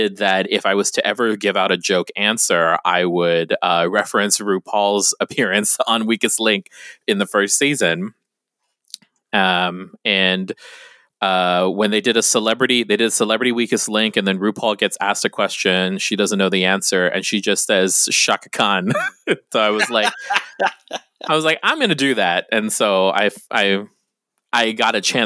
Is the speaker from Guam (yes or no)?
yes; Guam; now in San Diego, United States; when you're from Guam